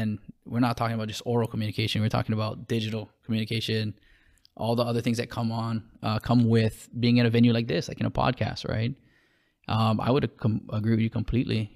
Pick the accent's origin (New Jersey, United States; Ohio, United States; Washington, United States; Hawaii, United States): Hawaii, United States